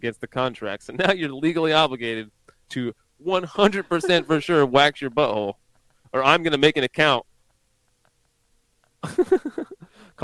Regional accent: United States; I'm the American

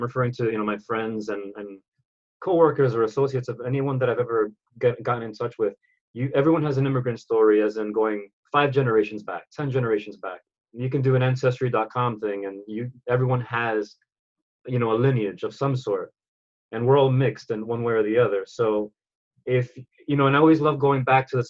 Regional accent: New York City, New York, United States; I'm a kid from the Bronx. Born and raised

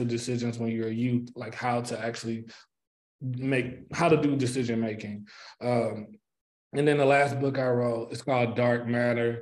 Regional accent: St. Louis, Missouri, United States; I am from St. Louis, Missouri. I grew up in Moline Acres in the Riverview Garden School District

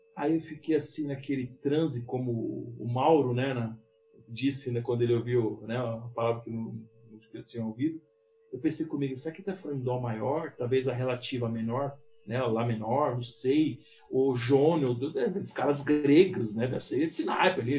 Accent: São Paulo, Brazil; moved away as an adult; also born or lived in Porto Alegre; eu sendo paulista

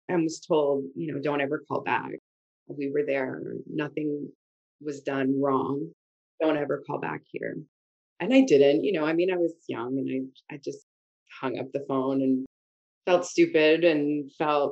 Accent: Montreal, Quebec, Canada; also born or lived in Halifax, Nova Scotia; growing up in Montreal

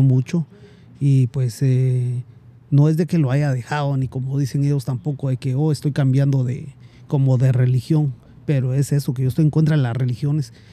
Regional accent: Guatemala; now in United States; emigré de, de Guatemala para acá por ciertas razones

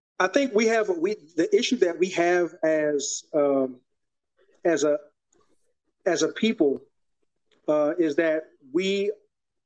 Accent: New York City, New York, United States; moved away as an adult; now in Texas, United States; Repping Soundview of the Bronx

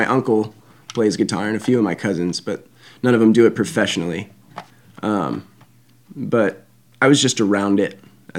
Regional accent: Mountain Home, United States; growing up in Mountain Home

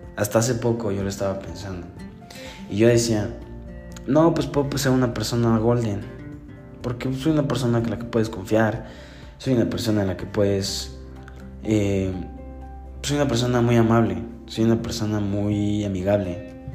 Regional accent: Puebla, Mexico; Soy del estado de Puebla

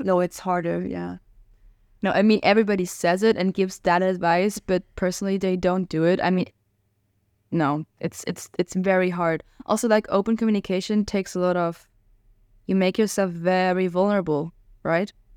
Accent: Hungary; moved away as an adult; now in Amsterdam, Netherlands; I'm from Hungary

